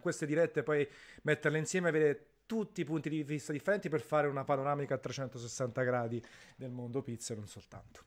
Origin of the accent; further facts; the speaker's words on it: Naples, Campania, Italy; sono napoletano